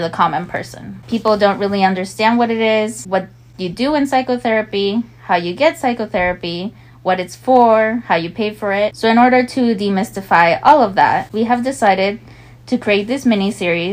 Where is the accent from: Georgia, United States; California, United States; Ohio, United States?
California, United States; I was born and raised in California to Mexican immigrant parents